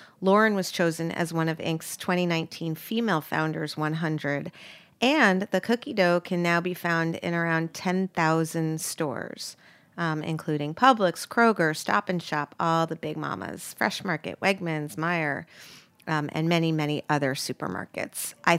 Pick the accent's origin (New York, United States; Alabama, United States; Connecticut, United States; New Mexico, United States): New York, United States; New York City; I grew up in New York too.